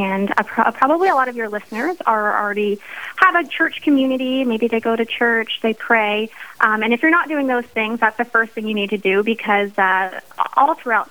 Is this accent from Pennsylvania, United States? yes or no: yes; central Pennsylvania, United States; also born or lived in Dallas, Texas / Idaho; Well, I am from central Pennsylvania. I grew up here.